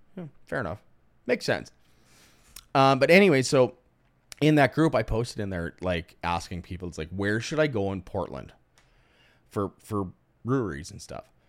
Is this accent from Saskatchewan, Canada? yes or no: yes; Cudworth, Saskatchewan, Canada; Cudworth, Saskatchewan